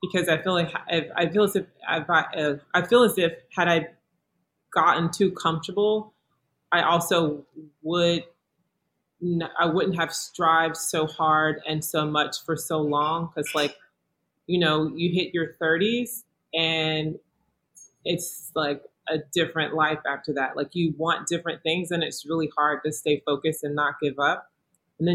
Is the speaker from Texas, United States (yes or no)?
no; Columbus, Georgia, United States; moved away as an adult; also born or lived in Atlanta, Georgia / Baltimore, Maryland; now in New York, United States; I was in Georgia, where I was born, in Atlanta, where I went to college, and was born in Columbus, Georgia